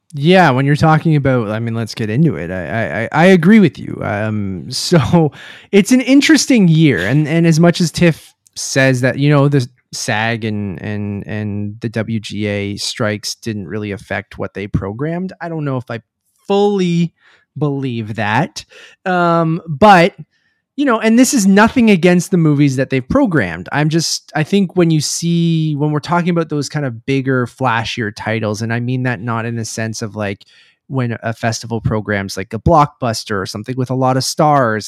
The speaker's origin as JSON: {"language": "English", "town": "Toronto", "region": "Ontario", "country": "Canada", "said": "I'm from Toronto."}